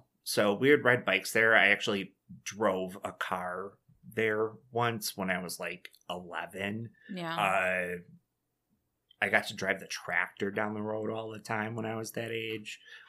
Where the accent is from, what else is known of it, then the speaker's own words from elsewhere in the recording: Dunkirk, New York, United States; I remember it's a 3-hour drive from where I grew up in Dunkirk.